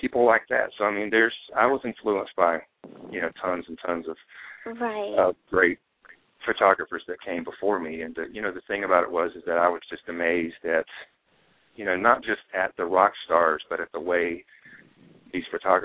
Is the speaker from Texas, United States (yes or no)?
no; North Carolina, United States; moved away; also born or lived in Los Angeles; I was born and raised in a very small town in North Carolina